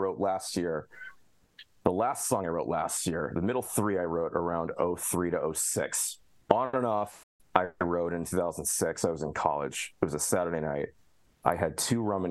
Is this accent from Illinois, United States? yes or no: yes; Alpha, Illinois, United States; my hometown of Alpha, Illinois